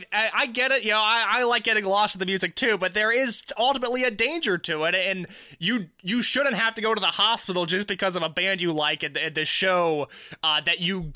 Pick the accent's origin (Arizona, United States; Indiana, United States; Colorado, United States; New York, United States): Indiana, United States; Central; I'm someone from Central Indiana